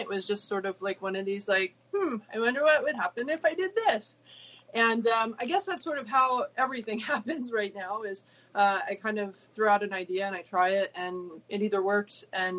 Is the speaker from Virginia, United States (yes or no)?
no; Ohio, United States; also born or lived in Arkansas / Illinois; I grew up in Ohio, Arkansas, Illinois, spent a year out in California at Stanford University, and came back to University of Michigan, Ann Arbor, go blue.